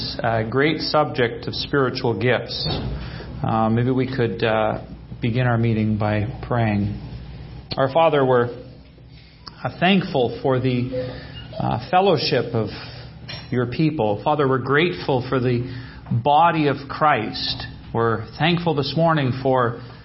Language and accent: English; British Columbia, Canada; We're from British Columbia. It's Western Canada.